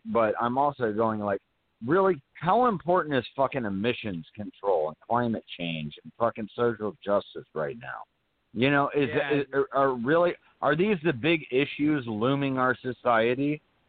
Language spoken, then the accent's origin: English; Atlanta, Georgia, United States; growing up in Atlanta when I was a kid